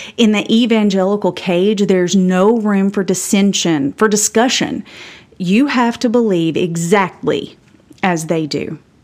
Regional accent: Campbell County, Tennessee, United States; I was raised by a nurse mom and a coal truck driving dad in Campbell County, Tennessee

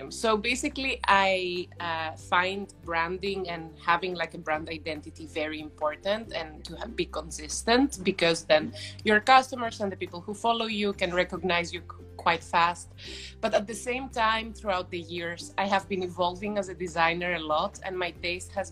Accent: Athens, Attica, Greece; English is a second language; I'm originally from Greece, from mm-hmm. Athens. My mother is Dutch, but I was mm-hmm. raised quite

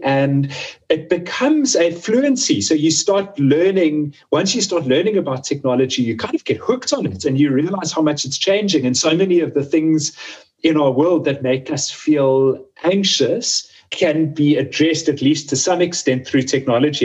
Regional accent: Johannesburg, Gauteng, South Africa; moved away; also born or lived in Cape Town; I grew up in Johannesburg, which is uh, the, the biggest city, like business city in South Africa

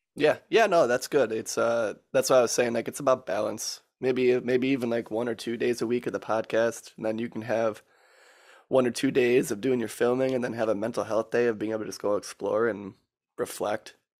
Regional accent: Michigan, United States; I might be biased about my home state, but it's pretty cool here

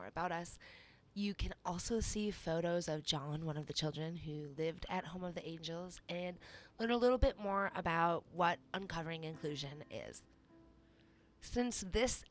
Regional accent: Minnesota, United States; my home state of Minnesota

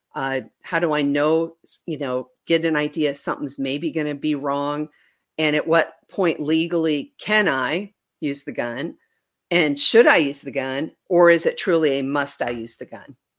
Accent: Wisconsin, United States; moved away as an adult; now in Bentonville, United States; I grew up in Wisconsin.

